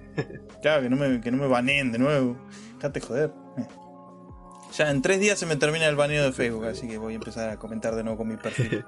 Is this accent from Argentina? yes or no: yes; Argentina; soy argentino